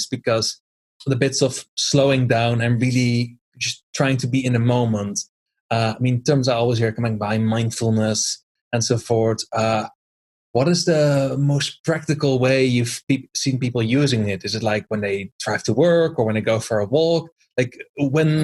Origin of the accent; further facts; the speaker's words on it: Netherlands; moved away; I always used to be a volunteer back in my home country in the Netherlands.